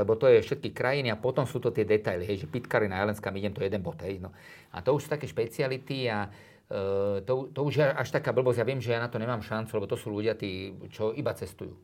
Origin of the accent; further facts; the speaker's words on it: Drietoma, Trenčín Region, Slovakia; tam som ja vlastne vyrastal, ja som sa narodil v Trenčíne a chodím na tie Biele Karpaty